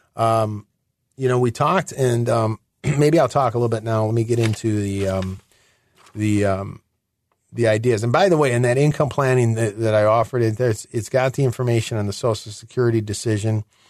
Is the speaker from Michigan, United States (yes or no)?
yes; near Detroit, Michigan, United States; moved away; I am originally from Michigan, near Detroit